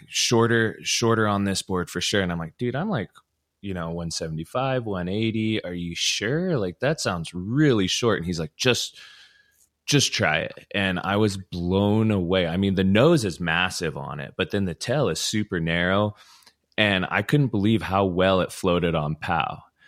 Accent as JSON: {"language": "English", "town": "Ogden", "region": "Utah", "country": "United States", "tie": "born or raised there", "said": "I was from Ogden, so, you know, Powder Mountain and Snow Basin were my two home spots back in the day."}